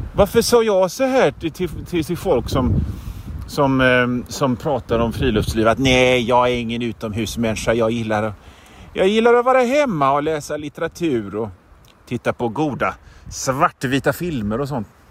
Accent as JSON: {"language": "Swedish", "country": "Sweden", "said": "som svensk"}